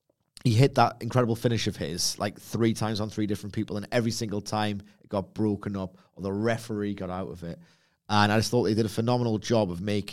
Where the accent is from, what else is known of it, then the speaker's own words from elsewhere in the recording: United Kingdom; Try being British.